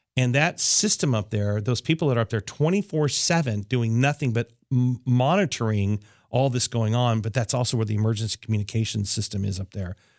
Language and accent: English; near NORAD, Colorado, United States; also born or lived in Los Angeles area; now in Los Angeles, United States; It happened right near my hometown